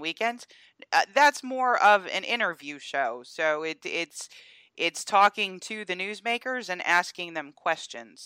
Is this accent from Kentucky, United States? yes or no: no; Georgia, United States; my home state of Georgia